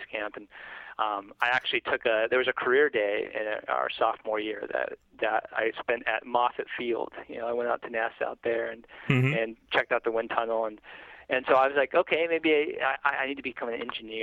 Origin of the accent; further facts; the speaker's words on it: San Jose, California, United States; moved away as an adult; also born or lived in Burbank, California; now in Los Angeles, United States; I grew up in San Jose, California, in Silicon Valley